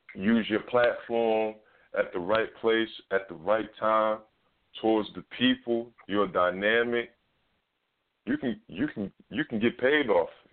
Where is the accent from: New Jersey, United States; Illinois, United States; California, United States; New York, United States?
New York, United States; New York City; I'm from Harlem